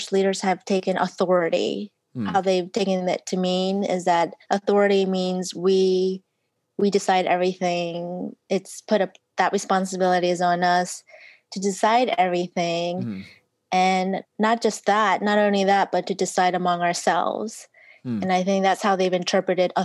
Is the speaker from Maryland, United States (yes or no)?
yes; Maryland, United States; I'm from Maryland